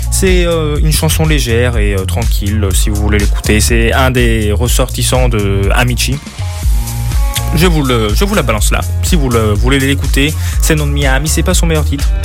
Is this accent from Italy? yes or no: yes; Italy; Donc, euh, bon, de chez moi en Italie, j'entends.